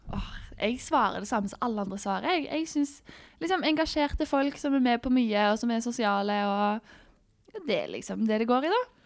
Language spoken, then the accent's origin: Norwegian; Stavanger, Rogaland, Norway; moved away as an adult; also born or lived in Sola / Gran Canaria; jeg er fra Stavanger